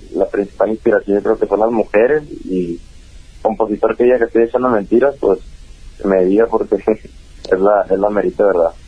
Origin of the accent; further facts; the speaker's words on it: Mexico; acá ando en, en México, mi tierra